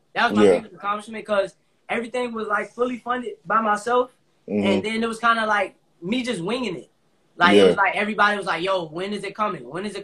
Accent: Newport News, Virginia, United States; also born or lived in Hampton, Virginia; I'm from Newport News, but I graduated from Phoebus High School in Hampton.

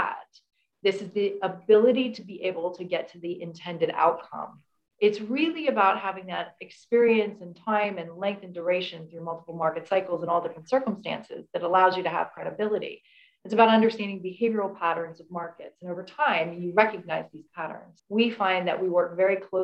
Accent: United States; moved away as an adult; I'm American. I moved here from the US

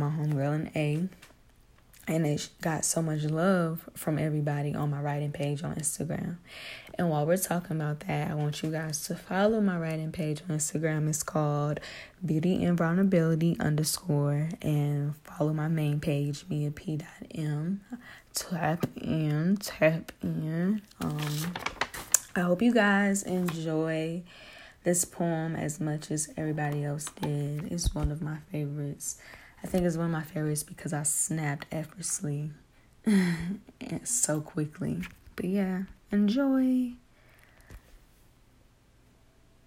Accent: Durham, North Carolina, United States; I am from Durham, North Carolina, born and raised.

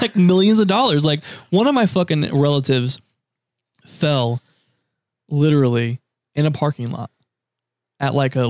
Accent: United States; accent: Southern; I literally get my Southern accent from my mom

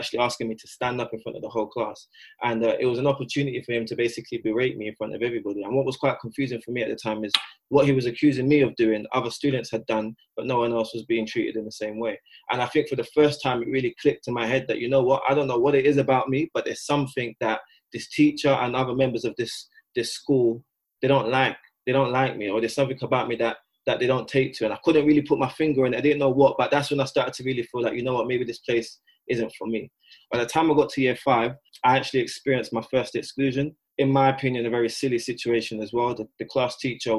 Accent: London, United Kingdom; they made the decision to move me from South London, and I moved to East London. I went to a primary school in East London

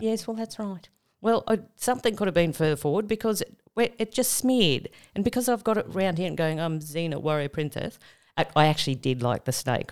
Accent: Tamworth, New South Wales, Australia; moved away; I'm originally from Tamworth

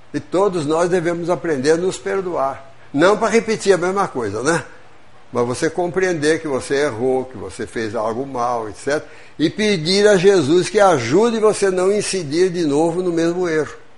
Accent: São Paulo, Brazil; moved away as an adult; now in Juiz de Fora, Brazil; Eu sou do estado de São Paulo, sou mineiro adotivo

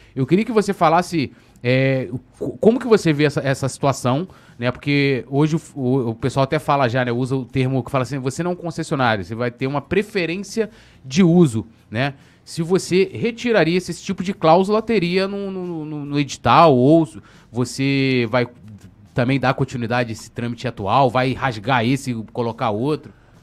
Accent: São Gonçalo, Rio de Janeiro, Brazil; também sou de São Gonçalo, e peguei a época do Brizolão

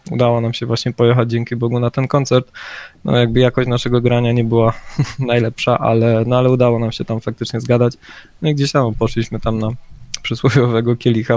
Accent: near Rzeszów, Subcarpathian Voivodeship, Poland; My jesteśmy z Podrzeszowa

